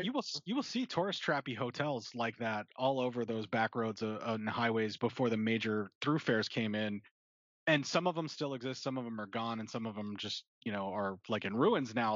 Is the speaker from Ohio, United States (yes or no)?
no; Pennsylvania, United States; now in Nebraska, United States; actually from PA and in, in, the Appalachia up there is, is where I grew up